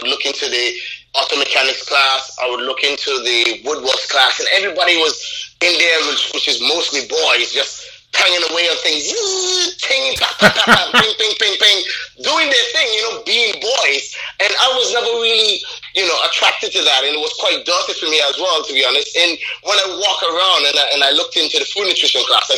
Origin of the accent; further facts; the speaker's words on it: Anguilla; now in London, United Kingdom; growing up in Anguilla, I was maybe most known or popular around three sectors